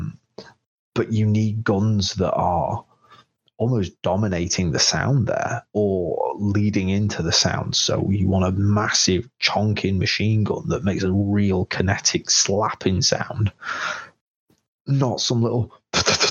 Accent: England, United Kingdom; I'm English

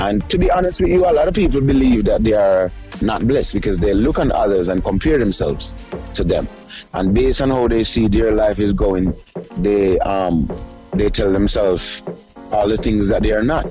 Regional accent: Jamaica; moved away as an adult; now in United States; I moved from Jamaica about for I think it's 12 years now because I leave in the end of 08

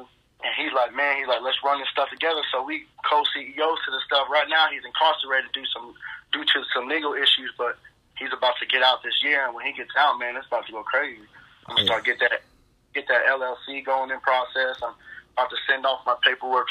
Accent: Florida, United States; I'm from Florida

